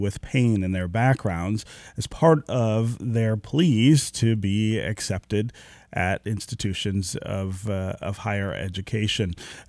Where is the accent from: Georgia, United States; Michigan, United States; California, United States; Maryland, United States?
Michigan, United States; born there; I was born near Grand River and Livernois, so just around the corner from there.